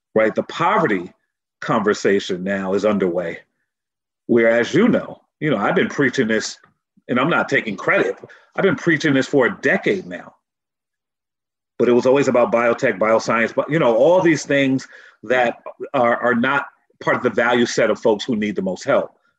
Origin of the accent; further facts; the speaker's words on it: Norwalk, Connecticut, United States; I'm from Norwalk, Connecticut. And that community center really raised me